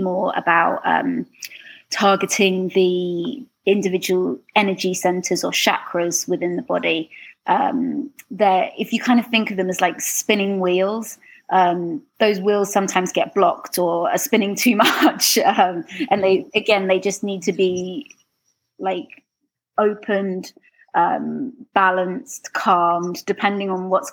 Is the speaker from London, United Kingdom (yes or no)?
yes; London, United Kingdom; moved away as an adult; now in Canada; If you can't tell from my accent, I'm from London, England.